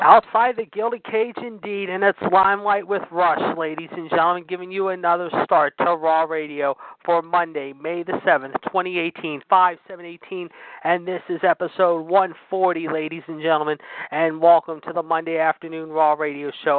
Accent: Pittsburgh, Pennsylvania, United States; my hometown of Pittsburgh

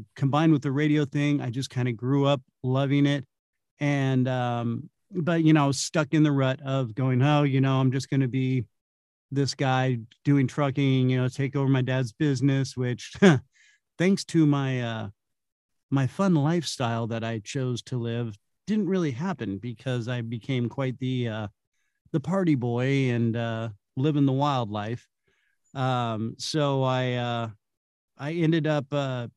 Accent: Santa Cruz Hills, Bay Area, California, United States; moved away; I'm originally from California. I'm a Bay Area native. Grew up in the Santa Cruz Hills

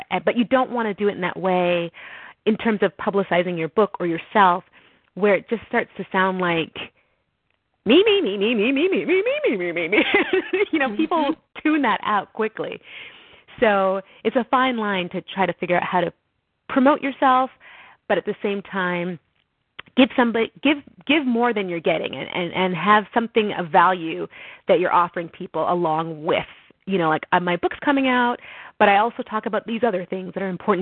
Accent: Montreal, Quebec, Canada; now in Connecticut, United States; my hometown of Montreal.

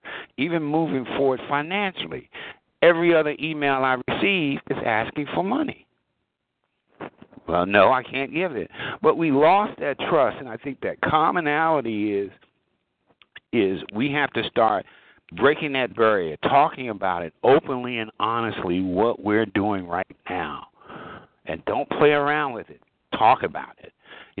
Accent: Washington, District of Columbia, United States; I was born here in America, in Washington, D.C. I can speak French from a military standpoint. It's not pretty, but I can speak Spanish from a military standpoint. I can speak Hindu. I can speak Farsi.

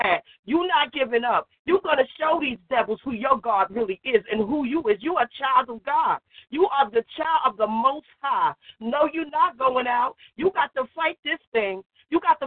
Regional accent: New Jersey, United States; I am from New Jersey

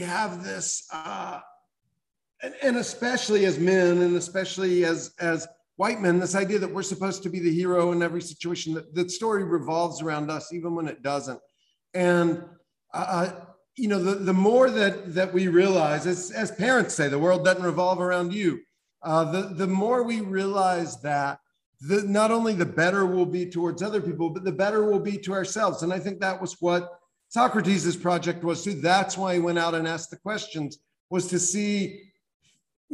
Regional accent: South Carolina, United States; I grew up in South Carolina in a family that had been slaveholders

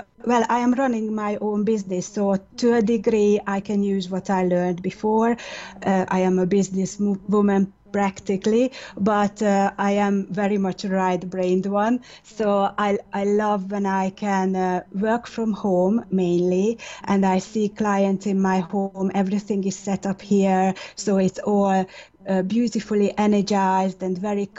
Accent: Hungary; moved away as an adult; also born or lived in Oxford area, United Kingdom; now in Oxford, United Kingdom; I am originally from Hungary, and I have only changed countries about 10 years ago, and I settled down in this area.

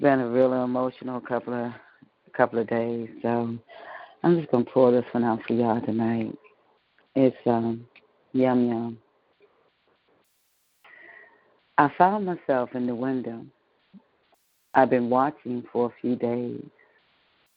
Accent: Washington, District of Columbia, United States; growing up in Southeast D.C., I'm used to gunshots

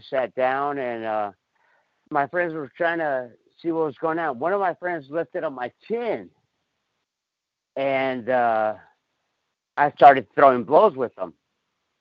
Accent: Los Angeles, California, United States; also born or lived in Mexico; now in Las Vegas, United States; I grew up in El Sereno

